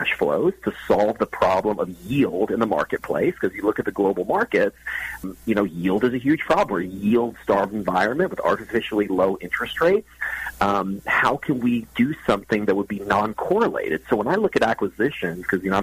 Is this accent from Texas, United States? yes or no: yes; Texas, United States; I'm from Texas